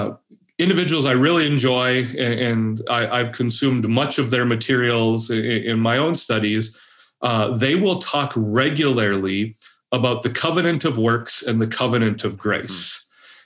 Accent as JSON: {"language": "English", "region": "Minnesota", "country": "United States", "said": "I've never been a Calvinist. I've never been in the Reformed Church. I am, as a Minnesotan, a lifelong Lutheran. It's in my blood."}